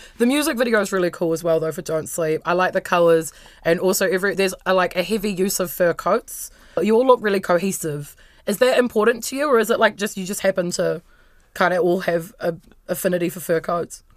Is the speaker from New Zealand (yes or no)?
yes; Wellington, New Zealand; I grew up in Wellington.